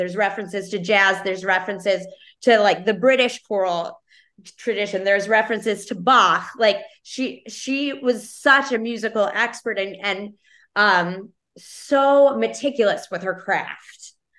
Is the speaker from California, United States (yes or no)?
no; Chicago, Illinois, United States; I grew up in Chicago with a single parent.